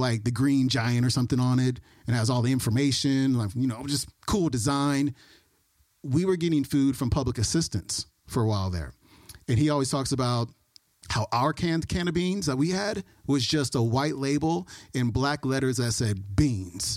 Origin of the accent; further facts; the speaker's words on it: Oakland, California, United States; also born or lived in Alameda; So I was born in Oakland, 1977. Lived in Oakland until I was 10 years old, and then moved to Alameda, which is right next to Oakland